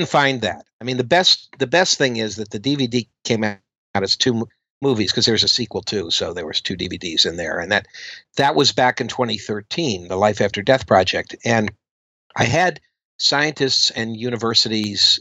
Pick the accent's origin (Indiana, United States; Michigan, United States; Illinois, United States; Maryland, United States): Maryland, United States; Kensington; also born or lived in Bethesda, Maryland; I grew up in Kensington, Maryland, and then my family moved to Bethesda, Maryland